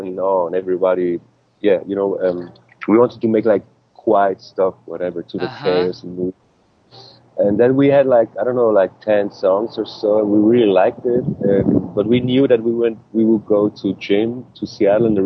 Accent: Switzerland; English is a second language; we grew up like outside of like 100 miles away from Zurich, in a little town, just like, I don't know, 20,000 people or so

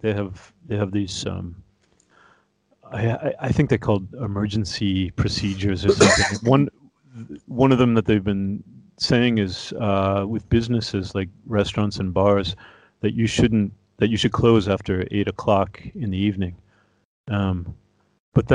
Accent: Ontario, Canada; moved away; I'm from Ontario. I've got it, so of course I got family and friends, a lot of them still there

